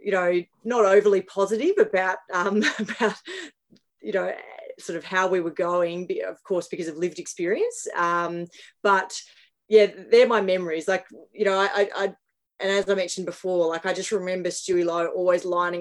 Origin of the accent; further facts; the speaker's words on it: Melbourne, Victoria, Australia; I grew up in McLeod, which is northeastern suburbs.